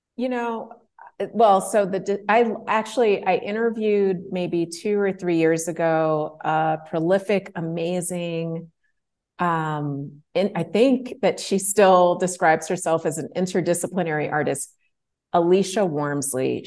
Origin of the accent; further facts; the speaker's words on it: Chicago, Illinois, United States; I grew up in Chicago, Illinois, in the United States